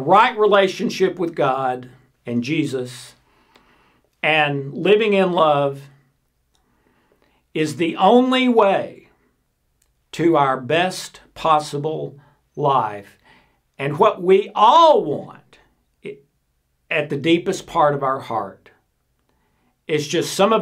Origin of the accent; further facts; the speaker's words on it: South Pittsburg, Tennessee, United States; this little 5,000 person town that I grew up in East Tennessee called South Pittsburgh